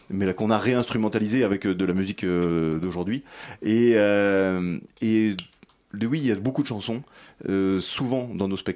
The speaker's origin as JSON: {"language": "French", "country": "France", "said": "on a tous les mêmes intérêts puisqu'on est français."}